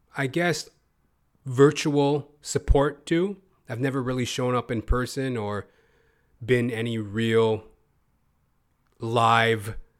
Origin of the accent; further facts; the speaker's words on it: Canada; as a Canadian performer